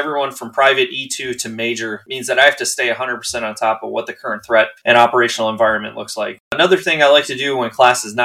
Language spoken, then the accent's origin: English; Zimmerman, Minnesota, United States; I'm from Zimmerman, Minnesota, a small town just north of the Twin Cities